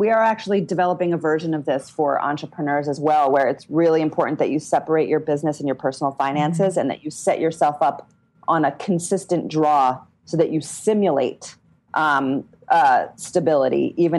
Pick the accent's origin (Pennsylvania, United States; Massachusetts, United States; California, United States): Pennsylvania, United States; Philadelphia; I was raised